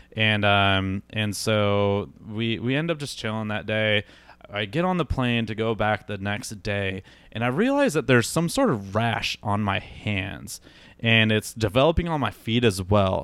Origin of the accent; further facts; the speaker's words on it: Iowa, United States; moved away as an adult; also born or lived in Milwaukee; now in Phoenix, United States; I'm from Iowa originally, grew up there, um, spent my entire life there until I moved to Milwaukee